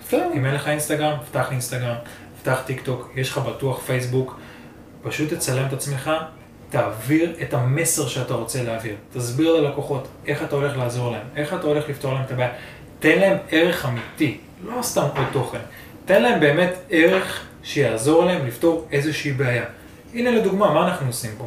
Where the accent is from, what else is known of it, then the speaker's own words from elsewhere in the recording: Israel; בתור ישראלי